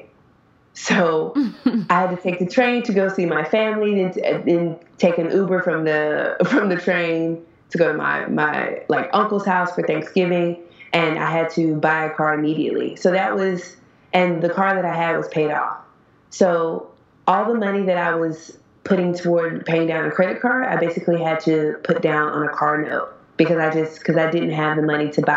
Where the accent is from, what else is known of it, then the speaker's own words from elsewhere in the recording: United States; moved away as an adult; now in China; I'm a teacher from America, but I'm actually in China, and I've been in China for about 10 months